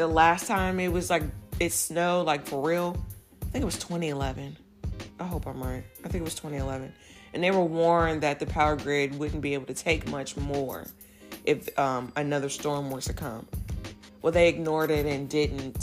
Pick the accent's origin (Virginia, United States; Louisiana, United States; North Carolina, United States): Virginia, United States; moved away as an adult; now in Texas, United States; I grew up in Virginia